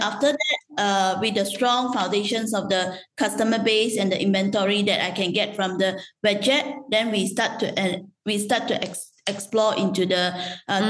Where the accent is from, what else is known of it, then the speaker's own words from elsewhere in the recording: Malaysia; moved away as an adult; now in Vietnam; I'm a Malaysian Chinese